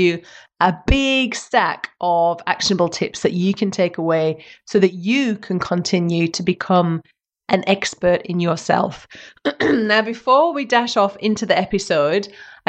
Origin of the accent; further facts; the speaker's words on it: Western Australia, Australia; WA, my home state